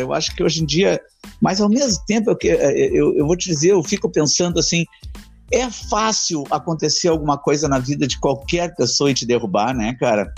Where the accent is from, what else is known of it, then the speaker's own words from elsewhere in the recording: Porto Alegre, Rio Grande do Sul, Brazil; eu nasci uh, na divisa de Alvorada com Porto Alegre